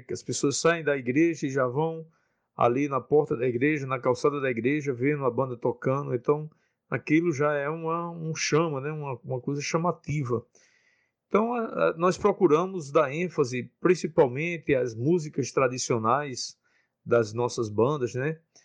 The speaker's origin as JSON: {"language": "Portuguese", "town": "Carnaúba dos Dantas", "region": "Rio Grande do Norte", "country": "Brazil", "tie": "born or raised there", "said": "sou da cidade de Carnaúbo dos Dantas e comecei a participar da banda de música da minha cidade quando eu tinha onze anos de idade"}